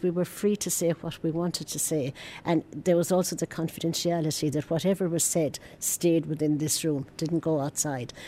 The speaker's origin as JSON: {"language": "English", "country": "Ireland", "tie": "born or raised there", "said": "at my age, at 66, growing up in Ireland"}